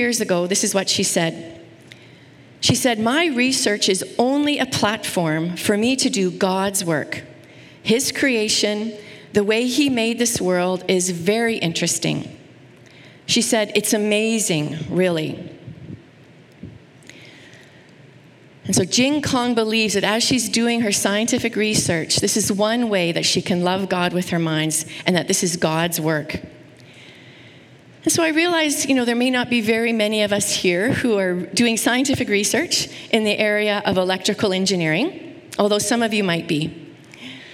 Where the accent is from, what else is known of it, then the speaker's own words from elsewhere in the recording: Saskatoon, Saskatchewan, Canada; I grew up in Saskatoon, which is a beautiful place